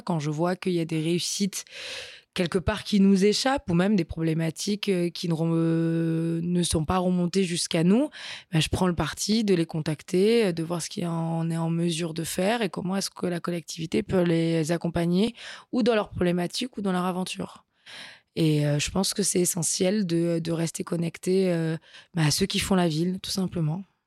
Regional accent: Nice, Provence-Alpes-Côte d'Azur, France; also born or lived in Brussels; je suis niçoise.

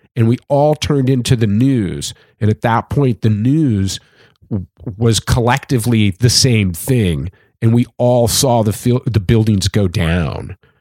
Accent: California, United States; I'm from California

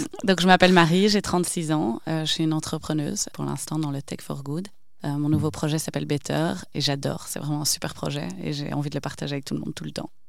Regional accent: Wavre, Wallonia, Belgium; also born or lived in Brussels / Asia; j'ai grandi à Wavre, dans le Brabant Wallon

